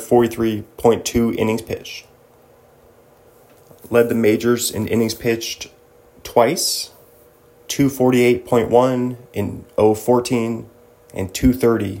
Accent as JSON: {"language": "English", "town": "Bothell", "region": "Washington", "country": "United States", "tie": "born or raised there", "said": "Bothell, where I hail from"}